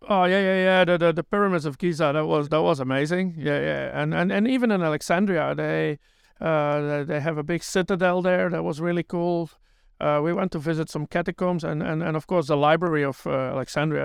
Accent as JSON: {"language": "English", "country": "Belgium", "also_born_or_lived": "New Zealand", "moved": "yes", "lives_now": "Tauranga, New Zealand", "said": "I'm originally from Belgium."}